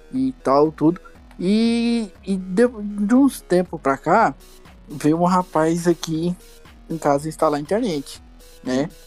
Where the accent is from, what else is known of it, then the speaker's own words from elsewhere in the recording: Goiânia, Goiás, Brazil; de Goiânia, Goiás, né? O famoso da terra do piqui.